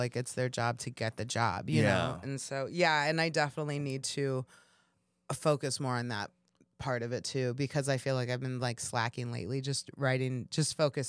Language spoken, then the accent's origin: English; Kansas City, Missouri, United States; You know, I grew up in Kansas City. And so it's kind of like the same vibe a little bit.